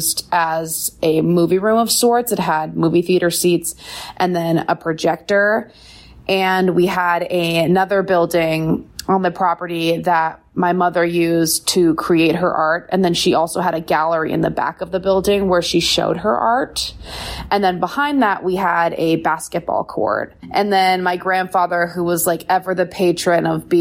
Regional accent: Bozeman, Montana, United States; I grew up in Bozeman, Montana

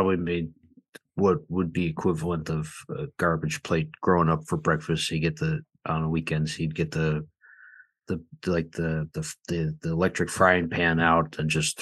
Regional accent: Buffalo, New York, United States; I grew up in Buffalo. I never lived anywhere but New York State in my whole

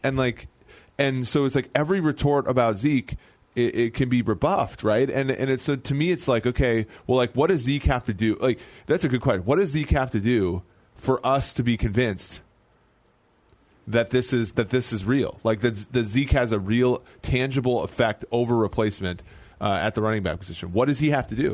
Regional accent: Midwest, United States; Growing up in the Midwest my whole life

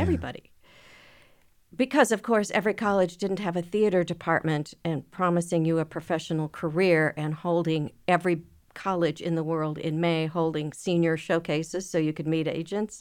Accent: Minneapolis, Minnesota, United States; I grew up in Minneapolis.

